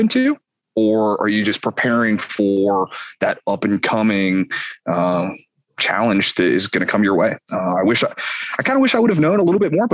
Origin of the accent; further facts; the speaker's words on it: Ohio, United States; moved away as an adult; also born or lived in Kalamazoo, Michigan / Fort Bragg, North Carolina; now in Morocco; I grew up in Ohio. My family was all from Michigan. And so, you know, spent my childhoods kind of bouncing back and forth between